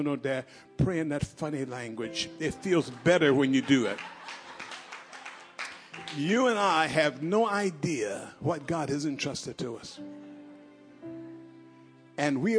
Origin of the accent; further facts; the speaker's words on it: United States; I'm American.